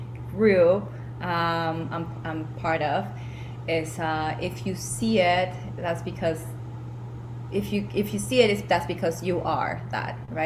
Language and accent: English; Peru; moved away as an adult; Some of you know I am originally from Peru. I grew up there. I went to university there as well